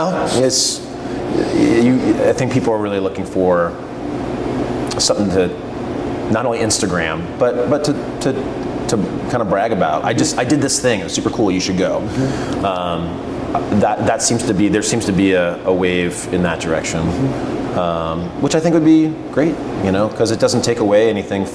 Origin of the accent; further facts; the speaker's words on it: Pennsylvania, United States; now in Oregon, United States; I hail from Pennsylvania